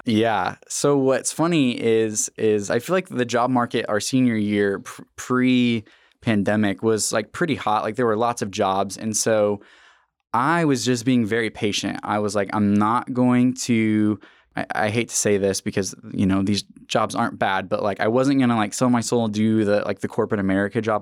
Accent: Tulsa, Oklahoma, United States; also born or lived in Norman, Oklahoma; I loved Tulsa because I mean, it was my hometown

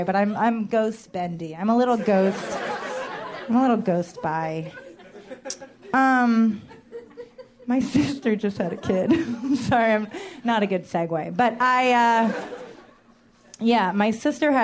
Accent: New York, United States; I am a New Yorker

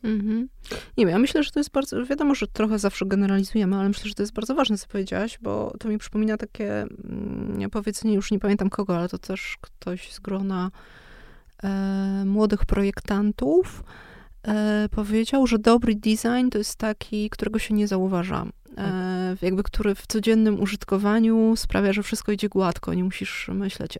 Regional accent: Kraków, Lesser Poland, Poland; jestem z Krakowa i się wychowałam w Krakowie

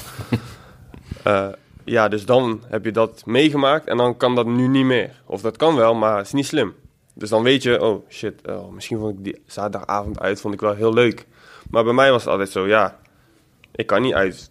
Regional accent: Eindhoven, North Brabant, Netherlands; ik kom uit Eindhoven dus en altijd voor PSV geweest

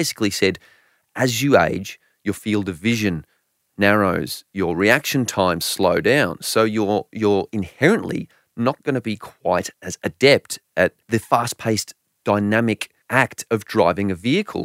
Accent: Australia; I'm an Aussie

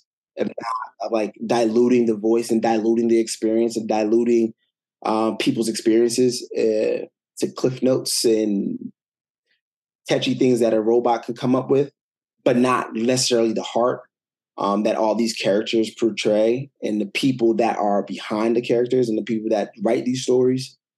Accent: United States; a Haitian American kid growing up in America, because your parents come here

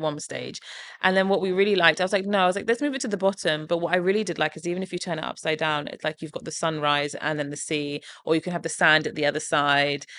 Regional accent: Portsmouth, South East England, United Kingdom; things I grew up eating in Portsmouth

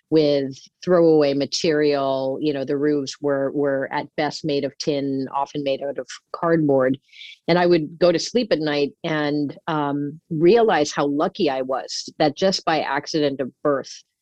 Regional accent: Singapore; also born or lived in Philippines; I grew up in Asia as a child. My mother's family is from the Philippines, and I would visit the Philippines every every summer. I grew up primarily in Singapore, which is one of the more, um, especially back in the '70s, developed uh, countries within Asia.

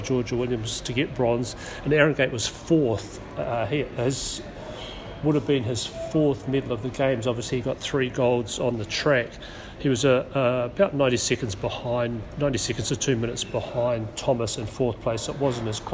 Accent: New Zealand; I was from New Zealand

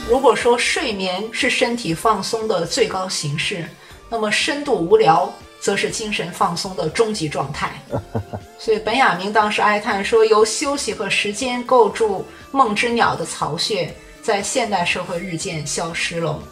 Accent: China; 我们中国人

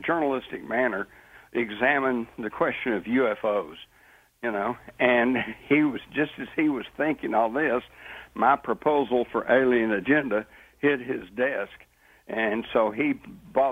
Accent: Texas, United States; growing up in Texas

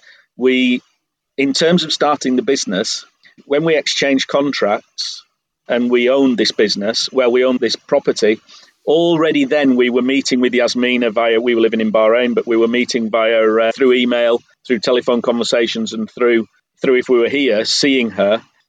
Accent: England, United Kingdom; now in Croatia; I'm sorry, I don't understand Croatian, I'm English.

